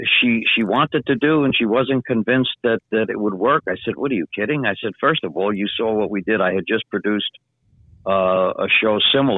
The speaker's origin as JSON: {"language": "English", "town": "Franklin Square", "region": "New York", "country": "United States", "tie": "born or raised there"}